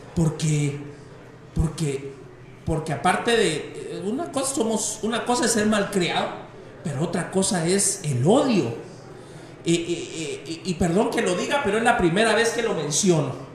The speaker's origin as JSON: {"language": "Spanish", "town": "Mixco", "region": "Guatemala Department", "country": "Guatemala", "said": "aquí en mi pueblo"}